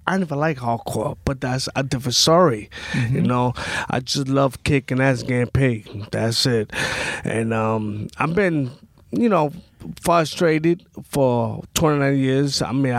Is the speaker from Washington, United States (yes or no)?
no; New York City, New York, United States; I'm from Brooklyn. I'm from McGillicuddy.